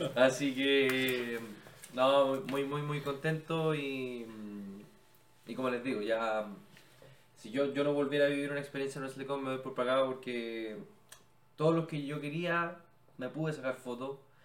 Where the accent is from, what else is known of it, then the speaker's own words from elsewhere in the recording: Chile; Somos de Chile, en Chile amamos la lucha libre